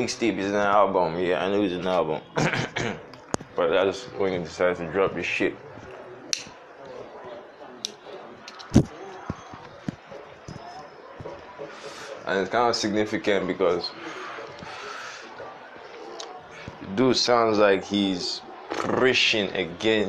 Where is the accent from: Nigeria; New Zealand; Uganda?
Nigeria; I be Niger boy